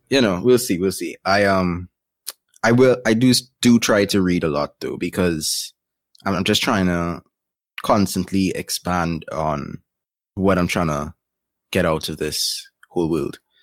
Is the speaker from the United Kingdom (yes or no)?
no; Trinidad & Tobago; I am from Trinidad and Tobago, born, raised, and still living.